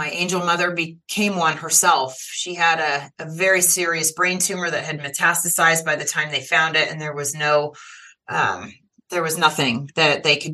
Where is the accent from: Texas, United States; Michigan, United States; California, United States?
California, United States; I was born in California in the late 1960s to two teenagers who were not able to marry